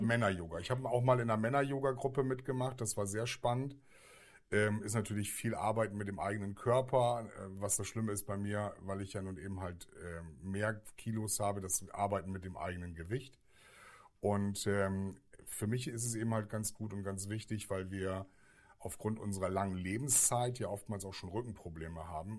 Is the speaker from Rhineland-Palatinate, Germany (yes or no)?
no; Bremen, Germany; Wir kommen ja aus Bremen